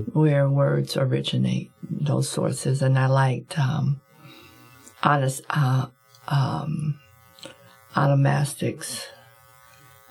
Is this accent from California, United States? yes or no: yes; Compton, California, United States; I'm from Compton, and I'm the second of seven children. My father was a gambler, and my mother was a mother. And so I grew up listening to adult language